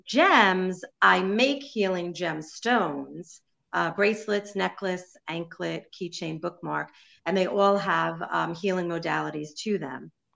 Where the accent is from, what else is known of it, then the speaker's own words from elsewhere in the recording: New York City, New York, United States; I'm Jewish from Brooklyn